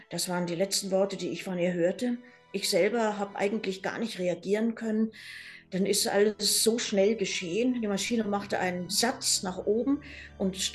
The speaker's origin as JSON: {"language": "German", "region": "Lima", "country": "Peru", "tie": "born or raised there", "said": "Meine Eltern haben dann in Peru geheiratet und ähm, ja, ihr weiteres Leben dort verbracht. Und ich bin dann in Lima zur Welt gekommen und dort auch zur Schule gegangen."}